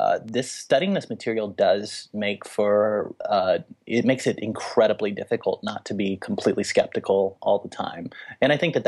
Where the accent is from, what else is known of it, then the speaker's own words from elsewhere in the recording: the South, United States; I mean, I'm from the Bible belt, so it works even worse down there.